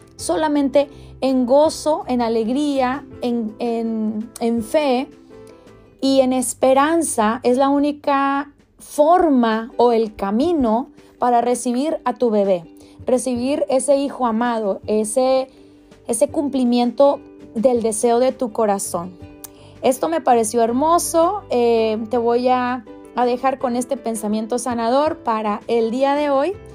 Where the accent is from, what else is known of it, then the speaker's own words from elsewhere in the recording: Mexico; moved away; Yo soy de México, soy mexicana y en México tenemos